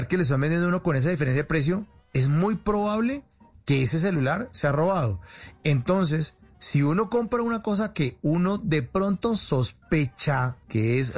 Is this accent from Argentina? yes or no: no; Colombia; O sea, uno también como colombiano o como pues personaje ciudadano normal se está prestando para un delito.